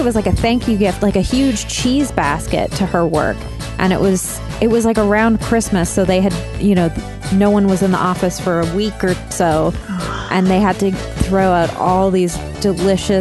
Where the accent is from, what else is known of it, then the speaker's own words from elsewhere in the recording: Burnaby, British Columbia, Canada; Burnaby, my hometown